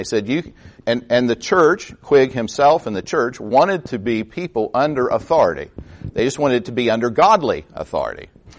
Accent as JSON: {"language": "English", "town": "Parkersburg", "region": "West Virginia", "country": "United States", "tie": "born or raised there", "said": "I'm actually a Rwandan clergy on mission to my hometown of Parkersburg, West Virginia."}